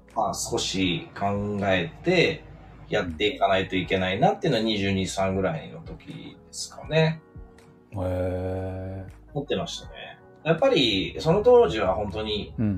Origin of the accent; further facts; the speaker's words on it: Osaka, Japan; moved away as an adult; now in Tokyo, Japan; 大阪の あの中心部で生まれ育ったんで